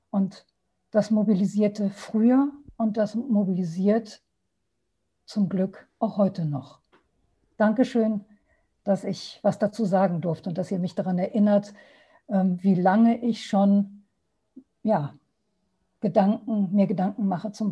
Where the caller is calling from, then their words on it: Düsseldorf, North Rhine-Westphalia, Germany; Hallo, schönen guten Abend. Ich bin aus Düsseldorf dazu geschaltet